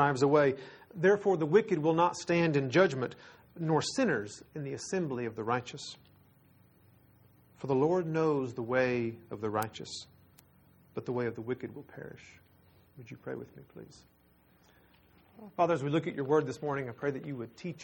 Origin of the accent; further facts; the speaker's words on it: Texas, United States; We're from Texas